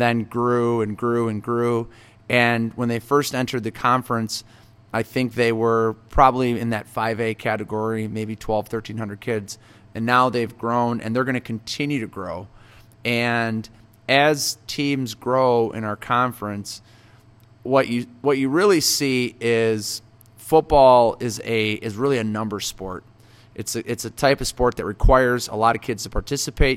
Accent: Marengo, Illinois, United States; growing up in Marengo

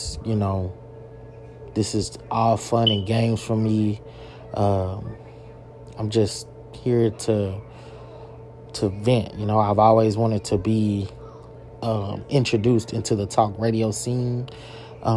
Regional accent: Longview, Texas, United States; I grew up in Longview, Texas, in the East Texas area on the south side of Longview

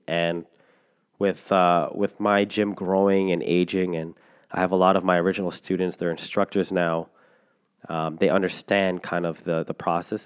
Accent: Canada; I'm a Filipino Canadian. I don't speak Tagalog or any dialect in the Philippines.

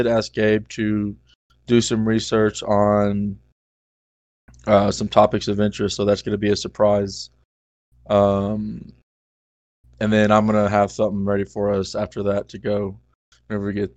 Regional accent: Texas, United States; accent: southern; moved away

